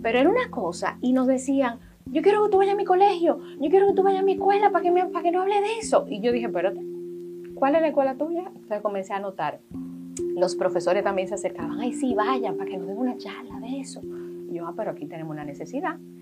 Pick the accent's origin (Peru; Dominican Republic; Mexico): Dominican Republic; nosotros como país